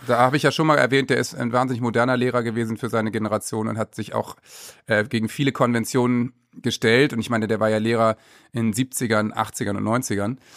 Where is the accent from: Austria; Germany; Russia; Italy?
Germany; Worpswede, Lower Saxony; Ich bin auch so aufgewachsen im Wald mit selbst Baumhaus bauen und so, Wobswede